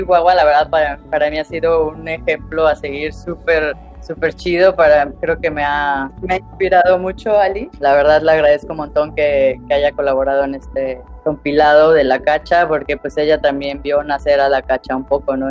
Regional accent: Veracruz, Mexico; moved away as an adult; now in Cholula, Mexico; Veracruz, pues vaya, es mi tierra, mi tierra natal

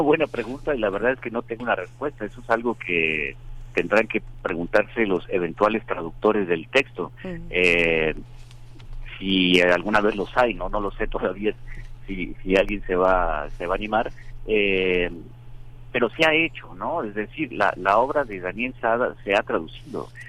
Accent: Culiacán, Sinaloa, Mexico; moved away; yo crecí en, en, Culiacán, en Sinaloa

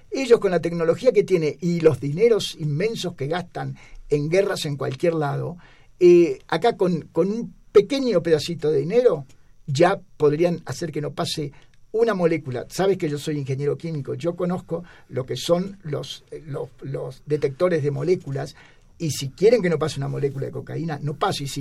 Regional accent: Mexico; si nosotros, hablo como mexicano, nos llegamos a ir de México, te digo, tienen que cerrar a Estados Unidos

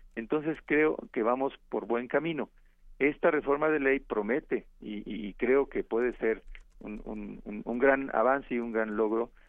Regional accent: Mexico; cómo somos los mexicanos

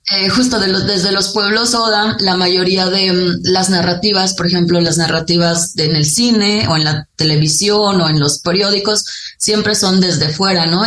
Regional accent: Sierra of Durango, Mexico; yo soy Odam, soy de la sierra eh, de lo que hoy se conoce como el Gran Nayar, que es entre los límites de Durango, Zacatecas, Jalisco y Nayarit

